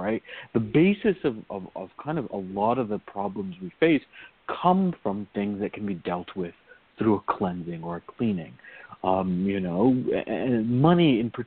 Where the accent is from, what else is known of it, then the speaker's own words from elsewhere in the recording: Virginia, United States; growing up in Virginia